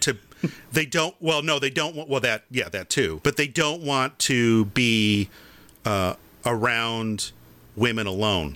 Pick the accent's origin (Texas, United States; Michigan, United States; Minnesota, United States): Michigan, United States; Farmington; when I was in Boy Scouts or Cub Scouts and we did the Pinewood Derby, we did it at the Elks Club in, in Farmington, Michigan